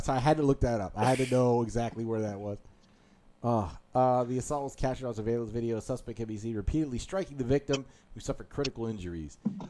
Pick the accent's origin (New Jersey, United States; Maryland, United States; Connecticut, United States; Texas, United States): Maryland, United States; Beltsville; I grew up on Cherry Hill Road.